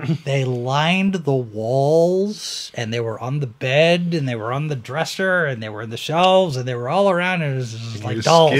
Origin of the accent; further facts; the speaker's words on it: Irving, Texas, United States; my hometown, Irving, Texas.